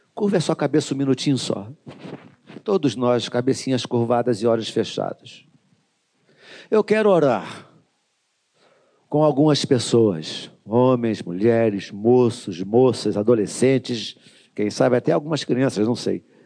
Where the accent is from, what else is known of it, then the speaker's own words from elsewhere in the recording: Duque de Caxias, Rio de Janeiro, Brazil; Eu sou nascido e criado no Jardim Metrópolis